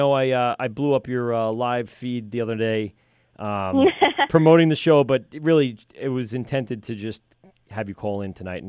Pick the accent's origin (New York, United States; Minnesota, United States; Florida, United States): New York, United States; Amityville; I grew up in that Amityville.